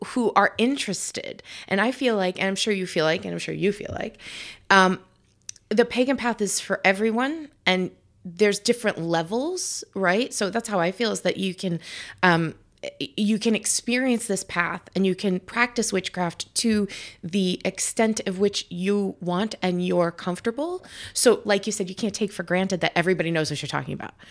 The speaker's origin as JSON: {"language": "English", "region": "New York", "country": "United States", "moved": "yes", "lives_now": "New England, United States", "said": "we're originally from New York."}